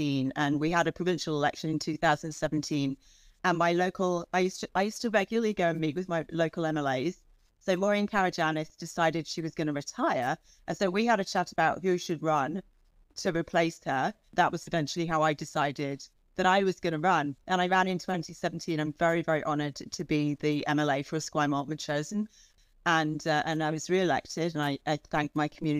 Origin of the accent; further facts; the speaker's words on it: England, United Kingdom; moved away as an adult; I grew up in England, and so I went to the equivalent of like school, you know, elementary school and high school in the UK